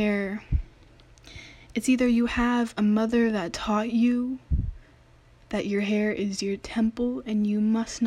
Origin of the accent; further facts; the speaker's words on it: Daly City, California, United States; I went to a predominantly Asian middle school. If you know Daly City, it is the most populated place full of Filipinos